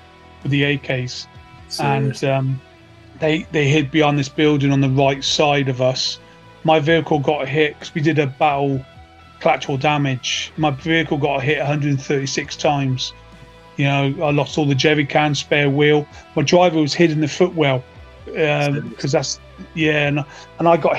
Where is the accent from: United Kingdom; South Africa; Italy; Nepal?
United Kingdom; Cheltenham, South West England; moved away as an adult; I was born and bred in Cheltenham